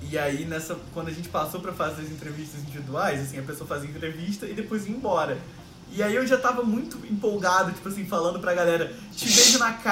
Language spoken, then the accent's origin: Portuguese; Rio de Janeiro, Brazil; Fala galera … tenho 24 anos, sou carioca, moro no Rio de Janeiro, sempre morei aqui